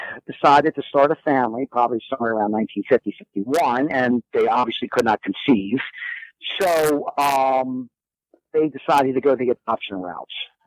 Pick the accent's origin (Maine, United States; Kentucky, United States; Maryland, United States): Maryland, United States; Randallstown; also born or lived in Chicago; growing up in the Randallstown area of Baltimore County